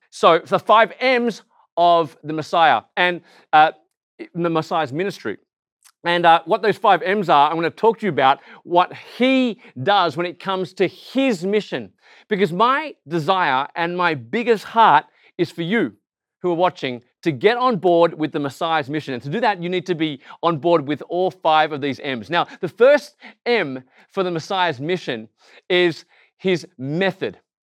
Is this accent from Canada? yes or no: no; Australia; accent: Aussie; I look Asian, I sound Aussie, and actually, I'm not just Asian, I am Malaysian because my parents are born just outside of K L in Srunban